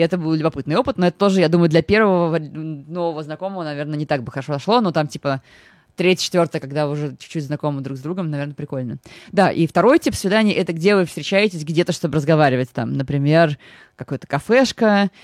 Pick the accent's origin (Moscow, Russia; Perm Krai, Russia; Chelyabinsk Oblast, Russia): Moscow, Russia; я из Выхина, это прям район